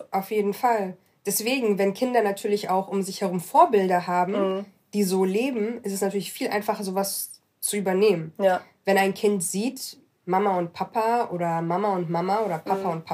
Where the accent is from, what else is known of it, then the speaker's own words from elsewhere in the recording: Morocco; Ähm, ich bin Marokkanerin.